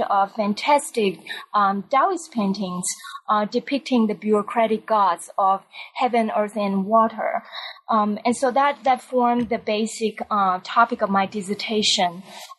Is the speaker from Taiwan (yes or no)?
yes; Taiwan; moved away; I grew up in Taiwan, and in college, I was actually an English major